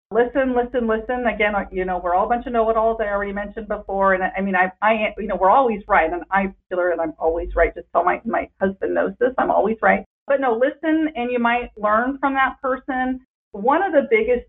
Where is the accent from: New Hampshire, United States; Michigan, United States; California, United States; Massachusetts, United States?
California, United States; Northern; now in Southern California, United States; I'm from Northern California.